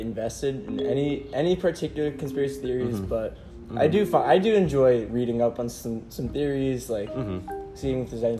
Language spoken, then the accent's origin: English; Port Washington, United States; I'm from Port Washington. I'm 17 years old. I'm graduating high school this year, and I'm going to WashU in St. Louis.